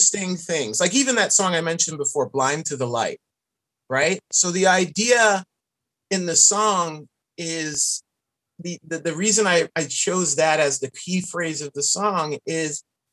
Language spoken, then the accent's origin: English; New York City, New York, United States; I grew up in New York City